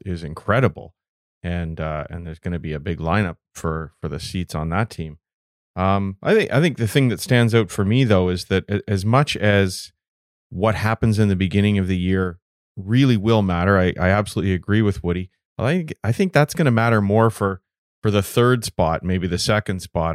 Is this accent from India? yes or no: no; Canada; as a Canadian, as a goaltender